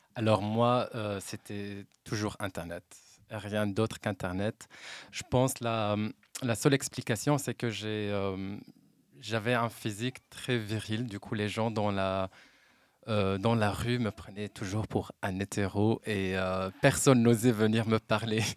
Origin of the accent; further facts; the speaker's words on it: Oujda region, Oriental, Morocco; moved away as an adult; now in Brussels, Belgium; je viens de la région d'Oujda. Ça fait 10 ans maintenant que j'ai quitté la Belgique. Ah, que j'ai quitté le Maroc